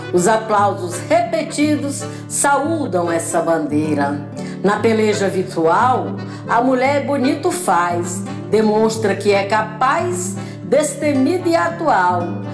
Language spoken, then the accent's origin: Portuguese; Ipueiras, Ceará, Brazil; now in Rio de Janeiro, Brazil; Eu nasci em Ipueiras, terra boa é meu lugar. Sou cearense da Gema tenho orgulho em falar